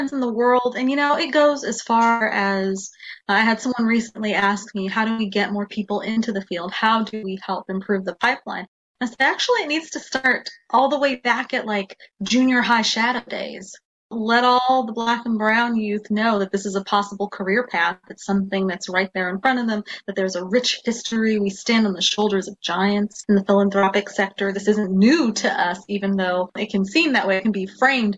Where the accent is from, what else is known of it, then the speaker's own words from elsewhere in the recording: Nebraska, United States; we're from the Midwest in Nebraska